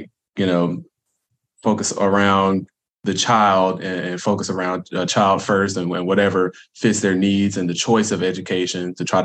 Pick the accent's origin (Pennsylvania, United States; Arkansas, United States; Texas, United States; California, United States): Arkansas, United States; Little Rock; I'm an Arkansas native. I'm from Little Rock.